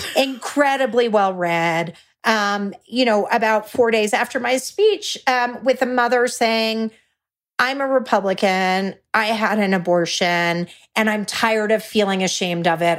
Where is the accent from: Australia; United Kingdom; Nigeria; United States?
United States; Texas; I'm a Texan